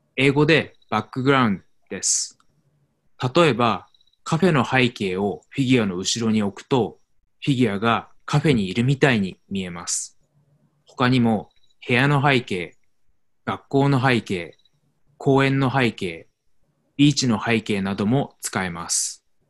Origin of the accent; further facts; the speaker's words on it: Tokyo, Japan; moved away as an adult; also born or lived in Arizona, United States; 私は日本の東京出身ですが、アメリカのアリゾナ州にも住んでいました。去年、東京に戻りました。